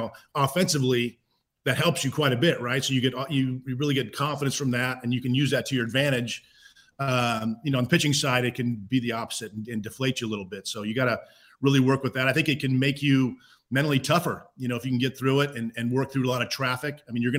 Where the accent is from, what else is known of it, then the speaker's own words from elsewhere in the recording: Pleasanton, California, United States; also born or lived in Cache Valley, United States / Stockton, United States; So I grew up obviously born in Cache Valley, grew up in Pleasanton, moved up to Stockton halfway through my eighth grade year